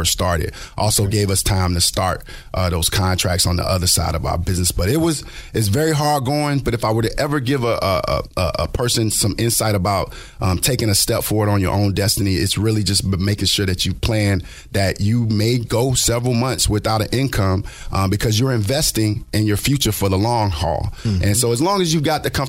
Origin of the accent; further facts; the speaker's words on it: Lakeland, Florida, United States; I'm also homegrown. I'm from Polk County over in Lakeland, Florida.